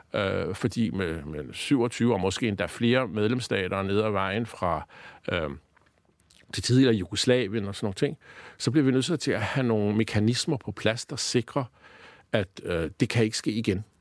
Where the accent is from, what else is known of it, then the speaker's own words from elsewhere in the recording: Denmark; vi som danskere